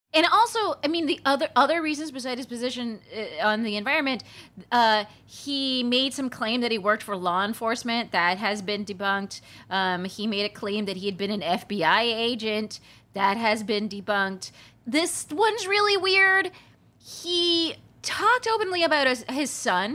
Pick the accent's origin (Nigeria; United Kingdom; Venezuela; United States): United States; Palm Springs, California; growing up in Palm Springs, California